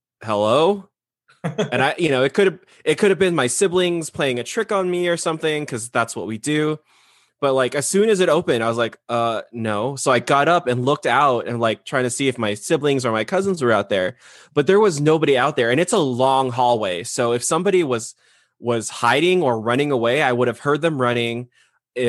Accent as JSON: {"language": "English", "region": "California", "country": "United States", "tie": "born or raised there", "said": "growing up in California"}